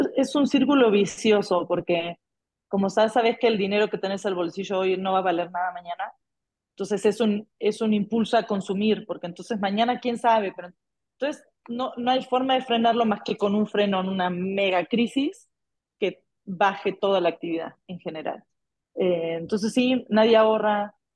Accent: Argentina; Como Argentina ya sabemos vivir en inflación

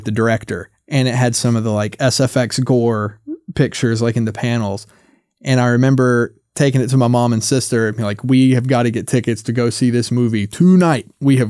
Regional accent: the South, United States; And I grew up in the South. So like ghost stories and hoodoo and folklore is like such a big part of the culture down there.

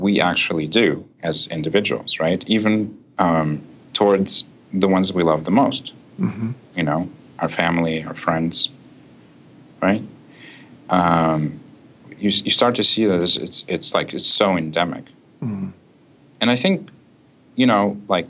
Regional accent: Russia; moved away; I was born and raised in Russia

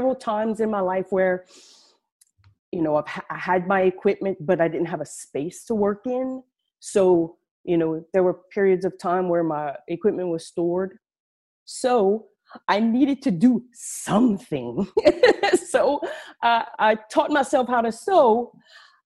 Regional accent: Acadiana, Louisiana, United States; I'm from down south in Louisiana, way down south in Louisiana. I'm sure you can tell through my accent. We live in a region called Acadiana.

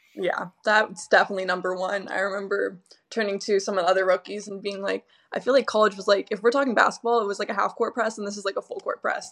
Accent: Southern California, United States; moved away; I'm from SoCal

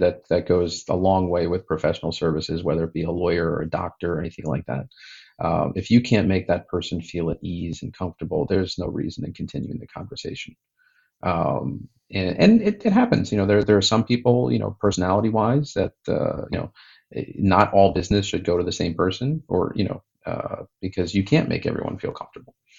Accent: United States; growing up in the United States in the uh, you know 70s and 80s

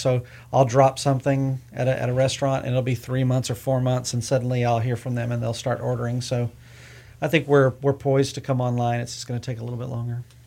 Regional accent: Houston, Texas, United States; now in Austin, United States; I'm originally from Houston

